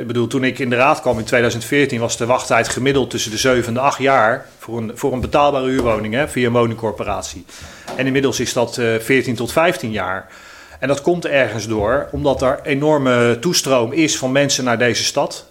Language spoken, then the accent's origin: Dutch; The Hague, South Holland, Netherlands; ik ben een 100% Haagse jongen. Ik ben geboren en getogen in Eskamp